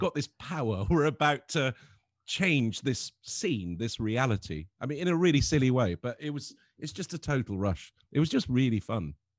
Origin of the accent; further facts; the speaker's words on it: Lebanon; growing up in Lebanon